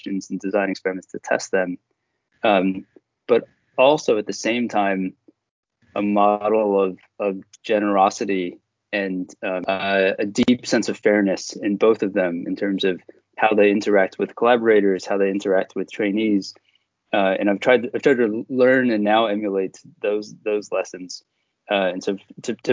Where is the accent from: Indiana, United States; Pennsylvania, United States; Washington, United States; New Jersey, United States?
Pennsylvania, United States; Philadelphia; I grew up in Philadelphia